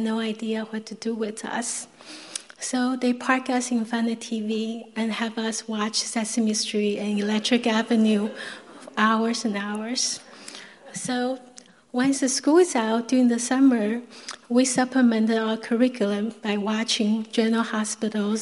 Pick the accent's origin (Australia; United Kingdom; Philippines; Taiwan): Taiwan; I was born in Taiwan in 1966